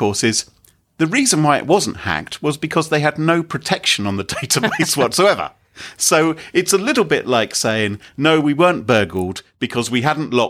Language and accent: English; United Kingdom; We're British